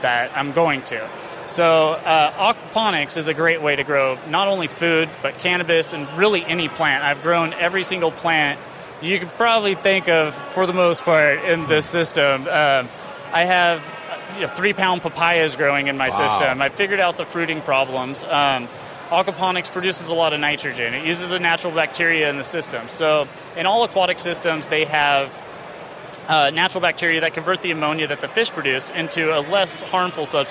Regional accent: Monmouth, Oregon, United States; I'm from Monmouth

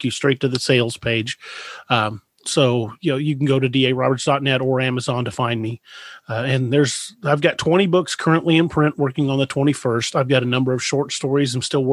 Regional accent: United States; I grew up there in McLean County

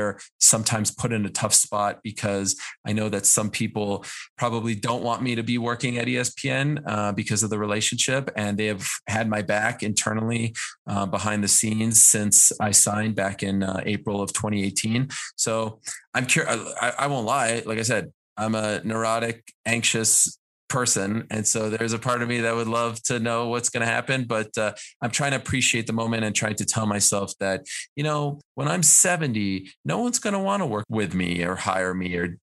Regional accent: Montreal, Quebec, Canada; when I was growing up in Montreal

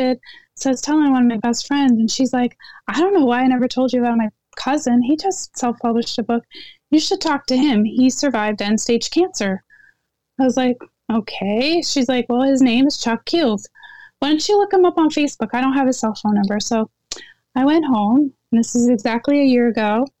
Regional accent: Netherlands; moved away; I was born in Holland

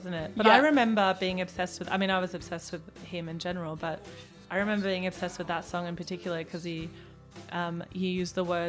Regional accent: Germany; also born or lived in Melbourne / Brisbane; now in Australia; Well, I'm from Germany actually. Sure. And when I moved to Australia, when my family moved to Australia because my dad got a job in Melbourne.

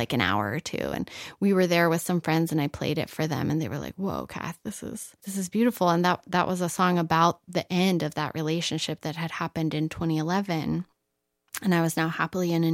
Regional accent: Reno, Nevada, United States; also born or lived in Los Angeles; now in New Mexico, United States; I'm from Reno, Nevada

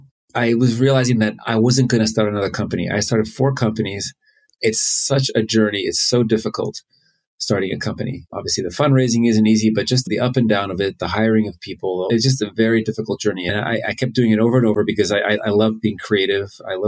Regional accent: Finland; born there; accent: American; also born or lived in United States; I was born in Finland. Then with my family, I moved a lot. And I went to school in the U.S. As you can tell, I have an American accent.

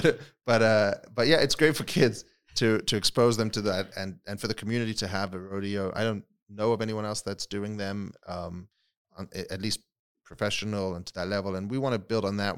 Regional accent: London, United Kingdom; moved away as an adult; also born or lived in South Africa; now in Las Vegas, United States; so I was born in South Africa, uh, grew up in England, in London

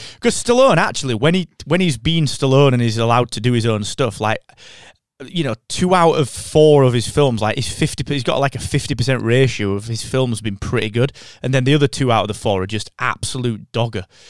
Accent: United Kingdom; as we British people say

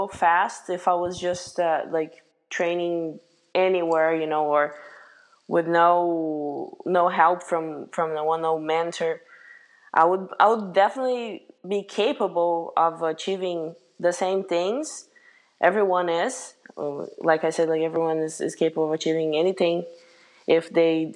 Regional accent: Brazil; moved away as an adult; now in United States; I had some friends like from my hometown, actually, back in Brazil

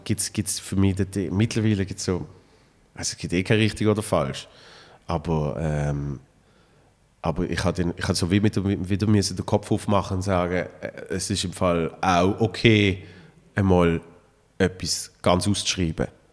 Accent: Switzerland; bei uns in der Schweiz

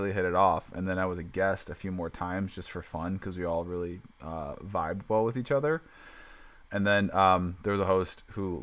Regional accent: Chicago, Illinois, United States; I grew up in Chicago and I'm 35

